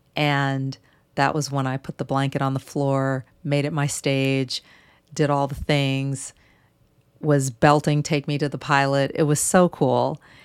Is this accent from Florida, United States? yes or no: no; St. Louis, Missouri, United States; moved away; in my hometown of Saint Louis